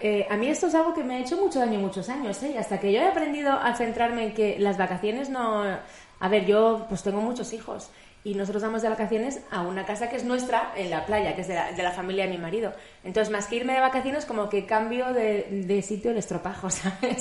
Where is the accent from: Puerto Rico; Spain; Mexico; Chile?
Spain; Madrid, Community of Madrid; De Madrid